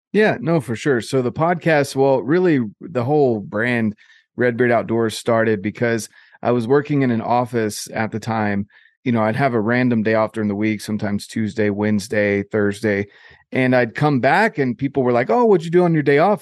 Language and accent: English; North Carolina, United States; I grew up in North Carolina, so on the East Coast of the U S